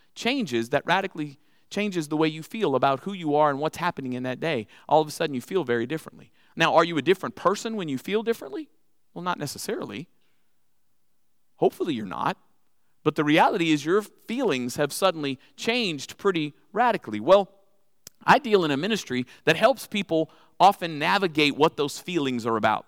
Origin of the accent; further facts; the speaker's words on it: New Orleans, Louisiana, United States; accent: Cajun; now in Texas, United States; I'm originally from Louisiana